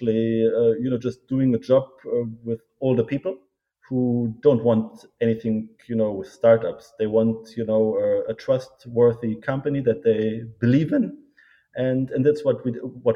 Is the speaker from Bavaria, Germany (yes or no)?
no; Berlin, Germany; also born or lived in United States; I born and raised in Berlin, studied in Germany and in the US.